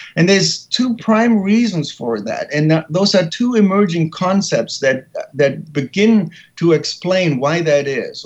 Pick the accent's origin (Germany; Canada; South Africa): Germany; English is a second language; moved away as an adult; now in San Francisco, United States; I was born and raised in Germany